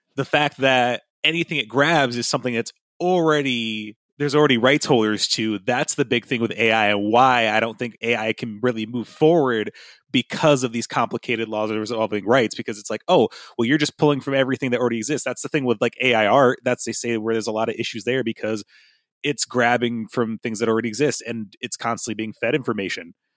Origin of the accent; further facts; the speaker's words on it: United States; I can really only speak as an American